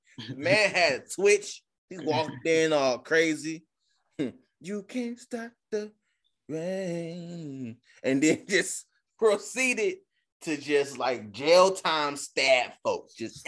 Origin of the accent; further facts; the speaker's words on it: New York, United States; I'm from New York.